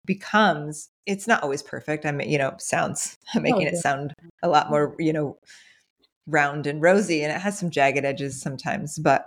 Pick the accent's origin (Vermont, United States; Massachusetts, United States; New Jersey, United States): New Jersey, United States; moved away; also born or lived in Franklin, Tennessee; I was raised in New Jersey.